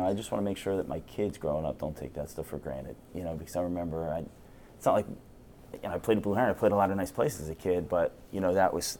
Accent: New Jersey, United States; growing up in South Jersey

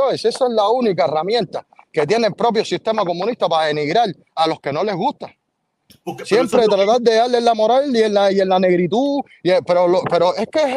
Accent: Cuba; los que más enfatizamos en confundirla de esa manera somos los cubanos

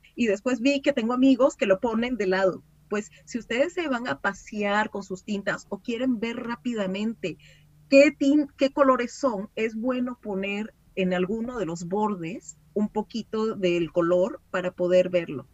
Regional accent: Venezuela; now in France; yo como era venezolana y no vivía en Francia, pues no tenía familia en Francia

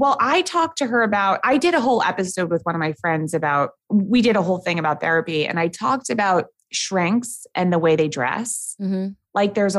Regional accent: New York City, New York, United States; born and raised in New York City

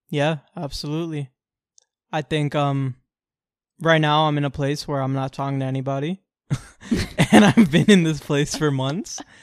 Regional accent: Orlando, Florida, United States; born or raised there

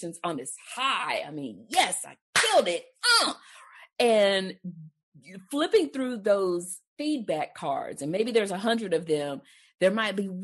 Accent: Texas, United States; I'm from Texas

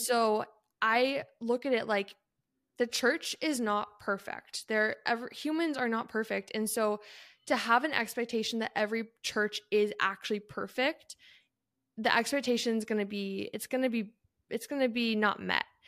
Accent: Canada; moved away; I grew up in Canada

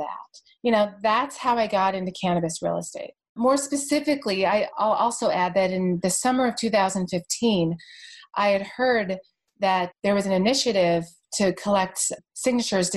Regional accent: Bay Area, California, United States; I live and I'm from the Bay Area

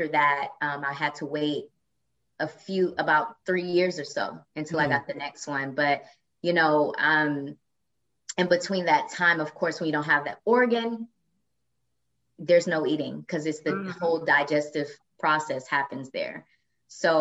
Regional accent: Flint, Michigan, United States; moved away as an adult; also born or lived in Detroit, Michigan; now in New York City, United States; But I am originally from Flint, Michigan. That's where I'm born and raised.

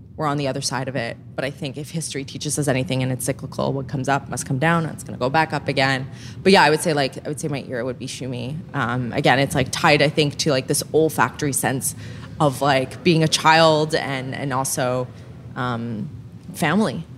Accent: Montreal, Quebec, Canada; I grew up in Montreal and it was very much part of the culture of my family

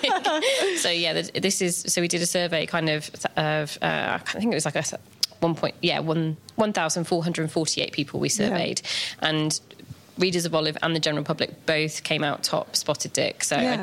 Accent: United Kingdom; I think that's something we do really well as British people.

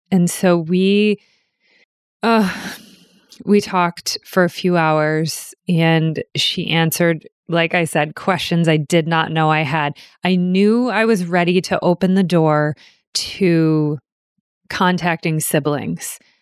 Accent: New Hampshire, United States; I was born in New Hampshire

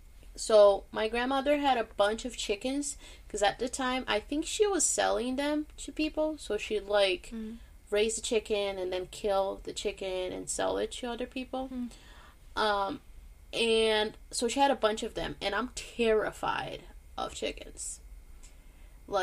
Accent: Boston, Massachusetts, United States; because, you know, we're from Boston, and we need to, like, do this, okay?

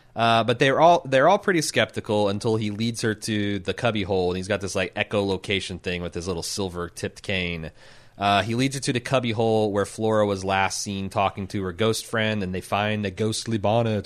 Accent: Indiana, United States; I'm from Indiana

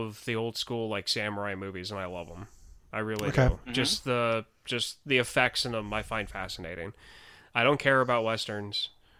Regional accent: Midwest, United States; moved away; also born or lived in St. Louis area; I'm from the Midwest originally, not from, like, that part of the Midwest, but, like, I should have, like, I was exposed to that when we lived around the St. Louis area

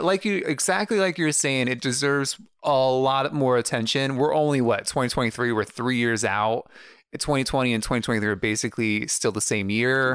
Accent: United States; as an American

